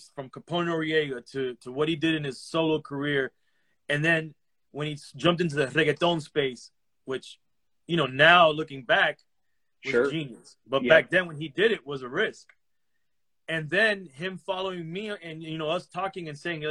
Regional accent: Miami, Florida, United States; also born or lived in Los Angeles; I was born in Los Angeles to Cuban parents, raised in Miami

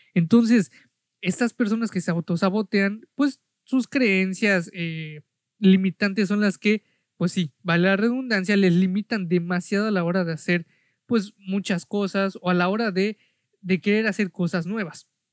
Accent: Mexico; yo soy de México

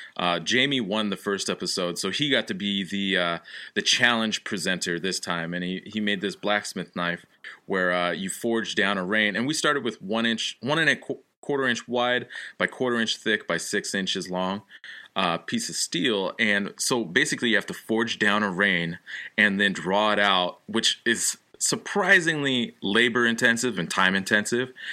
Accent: Olympia, Washington, United States; now in Connecticut, United States; originally from Olympia, Washington, now living in Connecticut

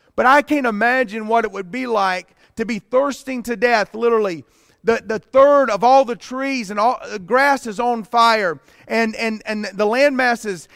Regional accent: Pleasant Garden, North Carolina, United States; I grew up in Pleasant Garden.

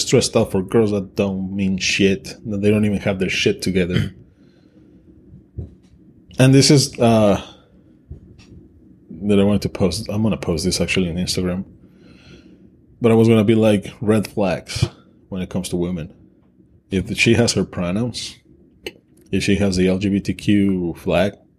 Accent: Mexico; English is a second language; I'm Mexican. English is my second language.

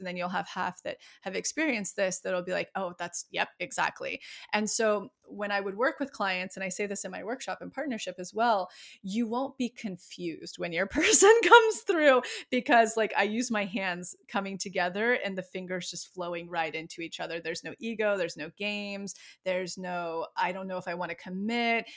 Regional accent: Yosemite, California, United States; now in Los Angeles, United States; I grew up right outside of Yosemite

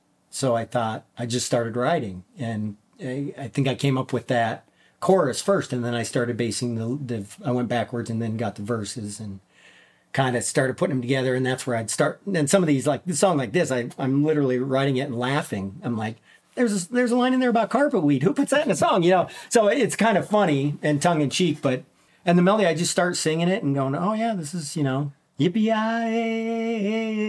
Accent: Minnesota, United States; As a child, I grew up in Minnesota, in way up near the Canadian border, small mining town.

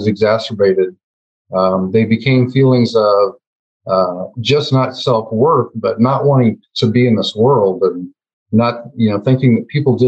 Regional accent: West Central Illinois, United States; I was born and raised in West Central Illinois, a very small town.

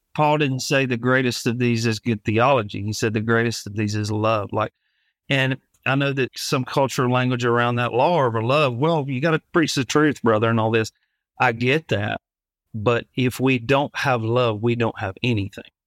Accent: Alabama, United States; moved away as an adult; now in Savannah, United States; I grew up in Alabama originally. In two thousand seventeen, we moved to Savannah, Georgia

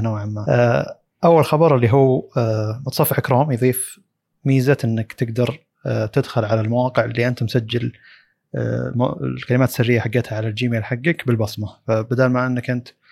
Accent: Saudi Arabia; عندنا في السعوديه

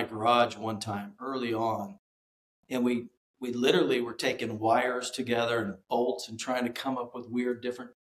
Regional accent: Kansas, United States; moved away; I'm a Flatlander. I came from Kansas

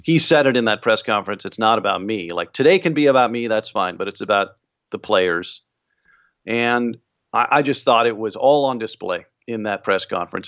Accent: Bay Area, California, United States; I grew up in the Bay Area

